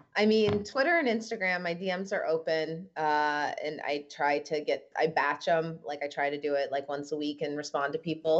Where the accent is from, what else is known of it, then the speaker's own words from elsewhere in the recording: Midwest, United States; moved away; also born or lived in New York; a Midwestern girl who's lived in New York